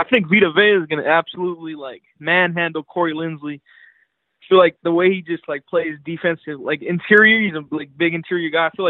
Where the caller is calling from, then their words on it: Jacksonville, Florida, United States; I'm calling in from Jacksonville.